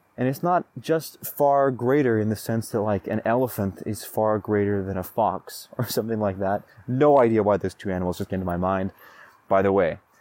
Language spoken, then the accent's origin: English; Roseburg, Oregon, United States; Roseburg, my hometown